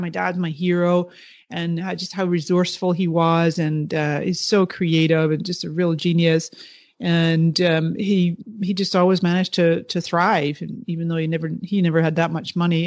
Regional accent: the Kootenays, British Columbia, Canada; born or raised there; moved away; also born or lived in Toronto, Canada / Scotland

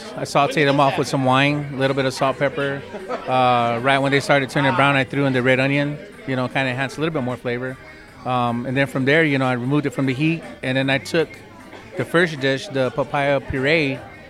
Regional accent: United States; And being Native American, I mean, it's big. You know, I mean, I don't know how many Native American chefs are out there doing what

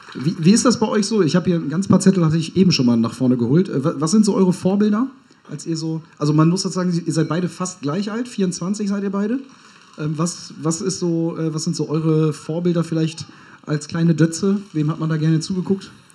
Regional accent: Hamburg, Germany; Ich als gebürtiger Hamburger fühle mich da auch direkt angesprochen

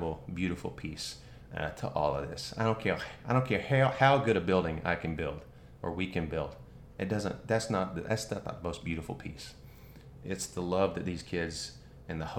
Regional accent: North Carolina, United States; moved away; also born or lived in Athens, Georgia; I grew up in North Carolina, so around a bunch of Tar Heels

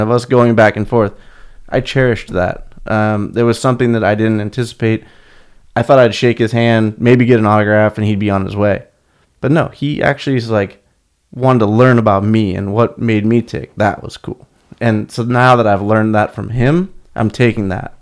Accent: Akron, Ohio, United States; moved away as an adult; now in California, United States; born and raised in Akron, Ohio. Well, a suburb of Akron, Ohio

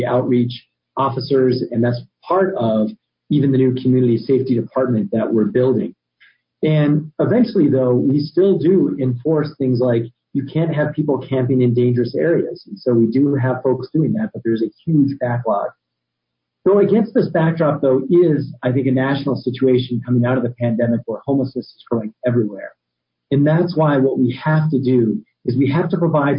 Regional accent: Albuquerque, New Mexico, United States; was born and raised in Albuquerque

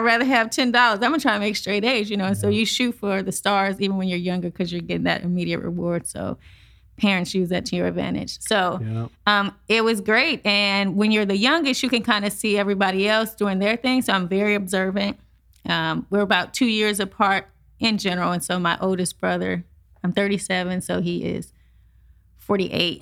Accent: St. Louis, Missouri, United States; I'm born and raised in St. Louis, Missouri, Midwest.

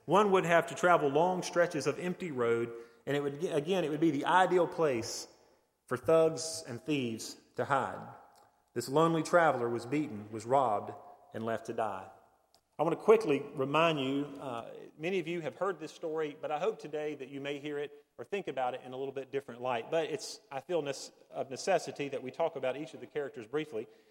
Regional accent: Hendersonville, North Carolina, United States; I grew up in Hendersonville, uh, it's not the, the deep mountains, but it is the foothills of the mountains

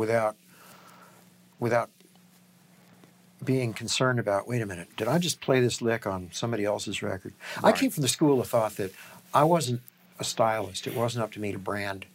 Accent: Peoria, Illinois, United States; moved away; Growing up in Illinois

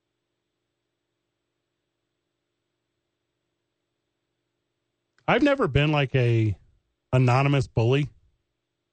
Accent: St. Louis, Missouri, United States; I'm from St. Louis

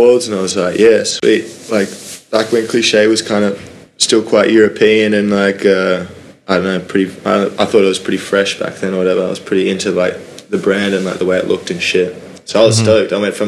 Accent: Sunshine Coast, Queensland, Australia; moved away; I just grew up in like a beach town in Queensland in a place called the Sunshine Coast

